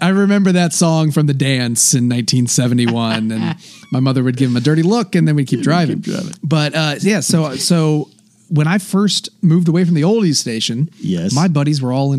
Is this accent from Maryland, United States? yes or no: no; Charlottesville, Virginia, United States; my home state of Virginia.